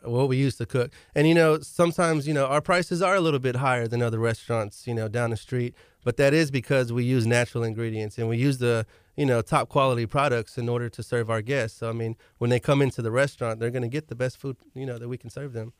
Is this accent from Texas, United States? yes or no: yes; Galveston, Texas, United States; I'm from Galveston as well